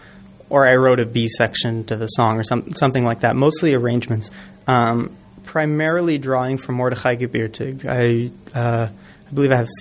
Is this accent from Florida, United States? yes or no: no; Los Angeles, California, United States; moved away as an adult; now in New York, United States; I grew up in Los Angeles, and I moved out to New York about 10 years ago